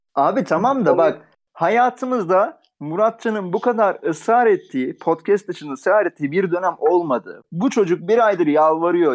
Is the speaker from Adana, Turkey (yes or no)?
yes; Adana, Turkey; accent: Adana; ben bütün bölümlerde Adanalı şeyimi konuşturuyorum sürekli aksanımı